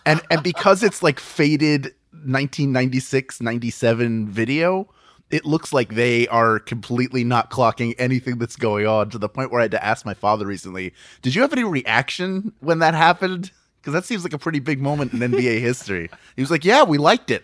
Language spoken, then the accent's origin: English; Philadelphia, Pennsylvania, United States; I was born and raised in Philadelphia